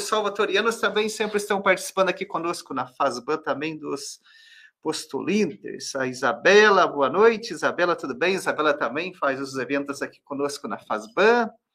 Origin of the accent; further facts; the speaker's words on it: Campo Mourão, Paraná, Brazil; Campo Mourão é minha terra natal